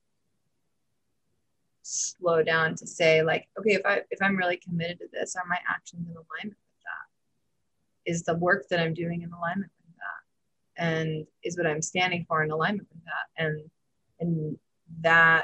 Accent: Tennessee, United States; I'm from Tennessee

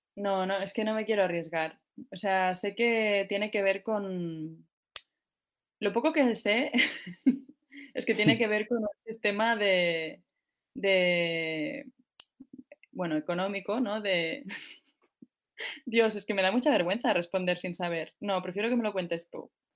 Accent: Barcelona, Catalonia, Spain; soy de Barcelona, tengo 33 años

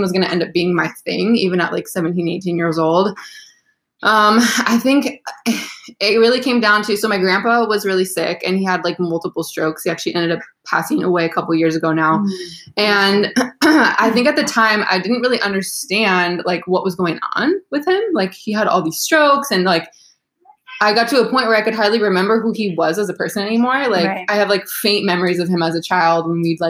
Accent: Sacramento, California, United States; moved away as an adult; also born or lived in Buffalo, New York / San Luis Obispo, California; now in South Bay, Los Angeles, United States; I'm actually from Northern California in Sacramento

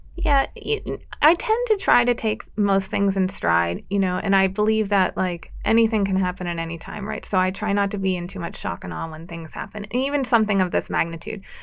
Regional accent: Erie, Pennsylvania, United States; also born or lived in Washington, D.C.; I grew up in Erie

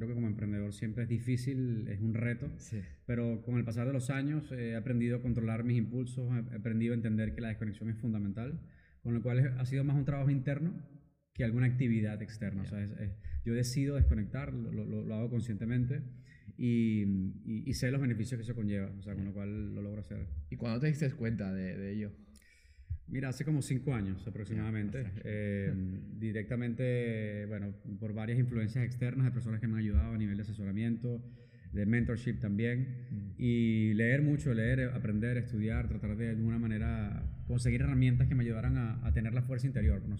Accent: Venezuela; moved away as an adult; also born or lived in United States; now in Barcelona, Spain; soy venezolano de nacionalidad, venezolano-francés. Em, llegué a Barcelona hace aproximadamente casi 11 años ya.

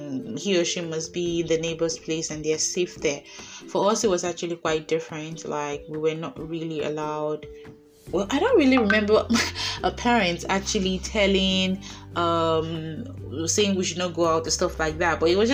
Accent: Idah, Kogi, Nigeria; moved away as an adult; also born or lived in Lagos, Nigeria; now in Russia; I was bred and bottered in Ida, Kogi State

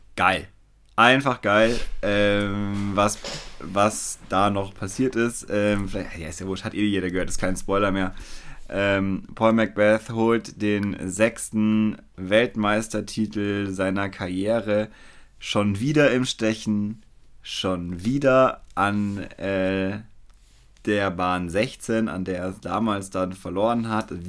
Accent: Weilheim, Germany; in Weilheim, wo ich groß geworden bin

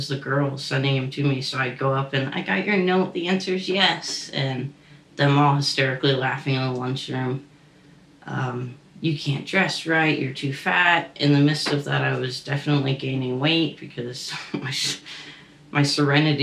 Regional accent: Fort Lauderdale, Florida, United States; I was born in Fort Lauderdale

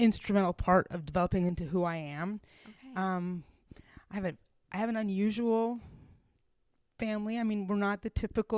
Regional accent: upstate New York, United States; now in Kentucky, United States; I was born and raised in upstate New York

